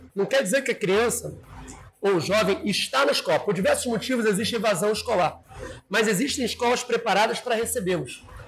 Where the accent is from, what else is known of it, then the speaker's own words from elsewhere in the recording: São Gonçalo, Rio de Janeiro, Brazil; Eu sou de São Gonçalo